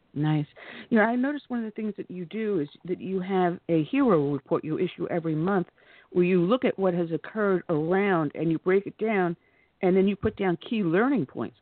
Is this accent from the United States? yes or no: yes; New York, United States; moved away; also born or lived in the American South; I'm originally from New York, but I got down here as soon as I could.